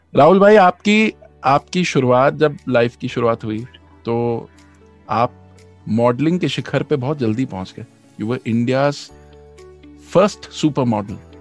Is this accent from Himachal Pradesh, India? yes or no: no; Bhopal, Madhya Pradesh, India; मैं भोपाल से हूँ